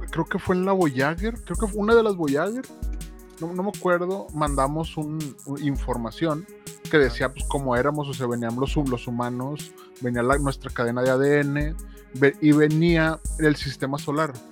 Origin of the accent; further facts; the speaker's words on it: United States; Spanish is a second language; porque obviamente soy gringo y todo lo busco en inglés.